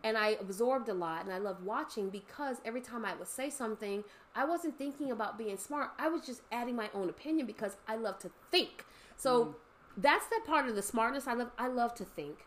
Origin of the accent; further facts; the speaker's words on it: Los Angeles, California, United States; also born or lived in San Fernando Valley / San Bernardino; growing up in the San Fernando Valley, growing up in Los Angeles, moving to San Bernardino